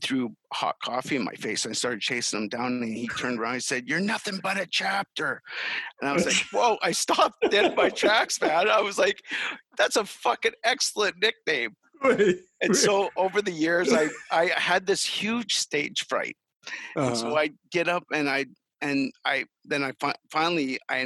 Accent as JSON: {"language": "English", "country": "Canada", "tie": "born or raised there", "said": "I ended up coming back to my hometown where I was born"}